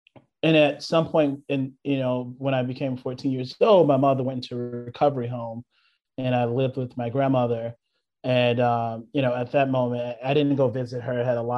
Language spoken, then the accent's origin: English; the South, United States; She's seen a lot of trauma just growing up in the South.